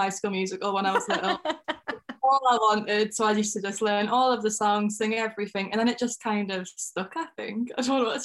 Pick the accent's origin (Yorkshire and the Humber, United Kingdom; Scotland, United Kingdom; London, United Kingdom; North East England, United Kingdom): North East England, United Kingdom; I'm from like the northeast of England. I can't ever really pinpoint whether I'm from Durham or Newcastle because I'm kind of like in between.